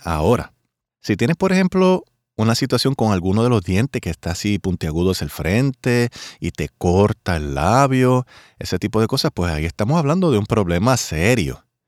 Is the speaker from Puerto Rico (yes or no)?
yes; Puerto Rico; mi país Puerto Rico